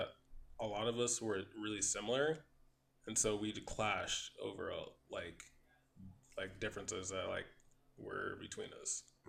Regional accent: Midwest, United States; also born or lived in Los Angeles; now in Ontario, California, United States; Because we're from the Midwest, so like, everything's pretty much spread out.

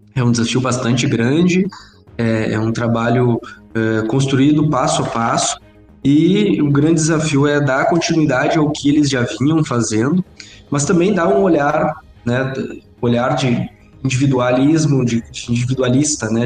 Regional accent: Itaqui, Rio Grande do Sul, Brazil; moved away as an adult; now in Santa Maria, Brazil; eu estava acostumado sempre a morar, sempre morei em Itaqui, cidade pequena do interior

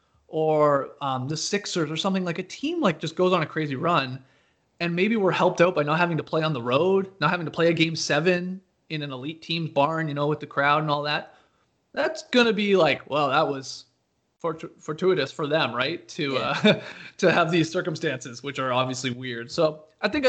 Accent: Canada; now in Atlanta, United States; I grew up in Canada

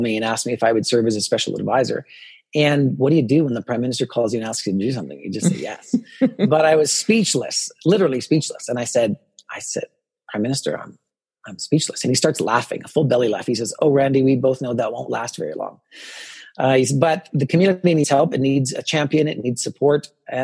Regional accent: Morinville, Alberta, Canada; first language English; also born or lived in Edmonton; a conservative rural boy growing up in Morinville to come to the city

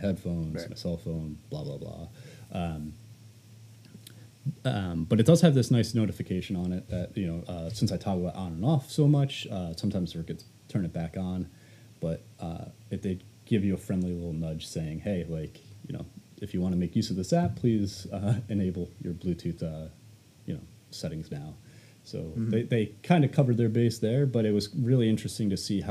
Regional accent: upstate New York, United States; moved away; I've been spending some time upstate to get away from the pandemic. And then I realized how small my hometown actually was

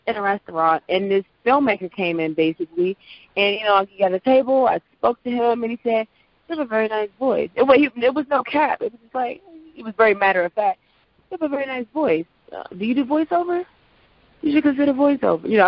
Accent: Prince George's County, Maryland, United States; accent: general American; I am a talent from Prince George's County.

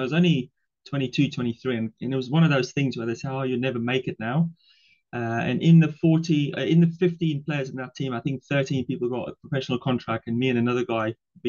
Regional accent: South Africa; English is a second language; moved away as an adult; also born or lived in Ireland; now in United Kingdom; so I live in the UK, but I'm originally from South Africa. So yeah, English is my second language. And so I came over originally to play rugby back in the days.

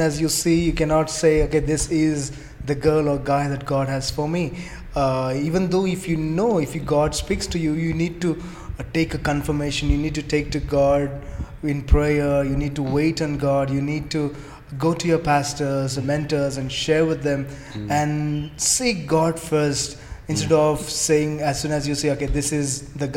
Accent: Andhra Pradesh, India; I'm from Andhra.

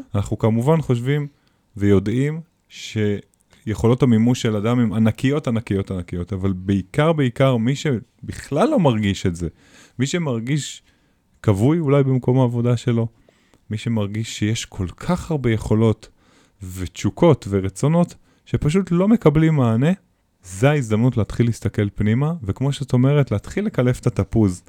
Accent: Israel; אצלנו בישראל

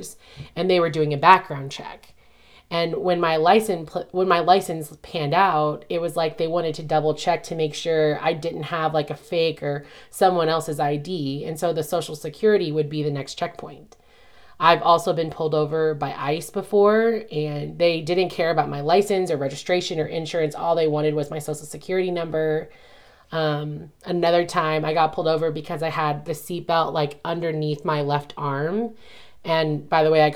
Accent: Southern Indiana, United States; accent: Midwest or Southern; moved away; I grew up in Southern Indiana and lived right across the river from Kentucky.

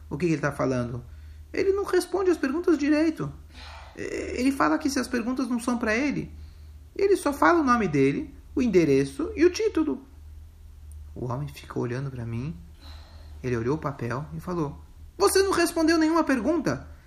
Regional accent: Lubavitch, Smolensk Oblast, Russia; born there; also born or lived in Rostov / Leningrad; Eu nasci em Lubavitch, eu estudei no Maishivá. Eu morei lá, é, morei em, em oito anos e meio em Rostov e três anos em Leningrad.

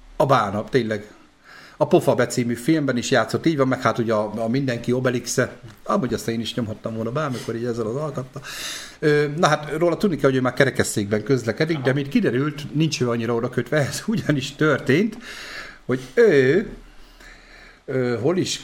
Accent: Debrecen, Hajdú-Bihar, Hungary; Debreceni vagyok

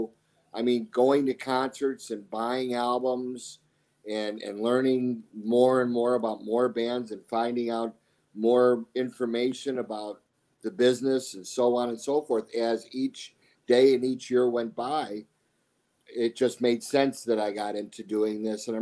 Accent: Chicago, Illinois, United States; moved away as an adult; now in Arizona, United States; being from Chicago

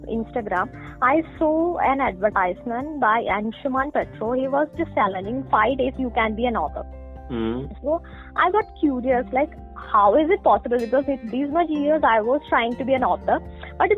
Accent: Kerala, India; I'm basically from Kerala

